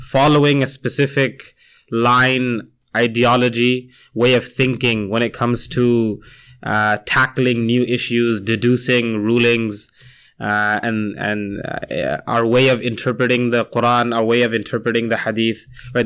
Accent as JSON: {"language": "English", "town": "Toronto", "region": "Ontario", "country": "Canada", "tie": "born or raised there", "also_born_or_lived": "India", "said": "I grew up here. I was born near Medina Masjid. That's so closer to downtown"}